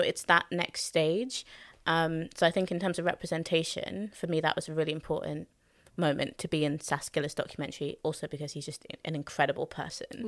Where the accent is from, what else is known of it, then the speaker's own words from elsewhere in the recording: London, United Kingdom; I was born in Hackney, born and raised in Hackney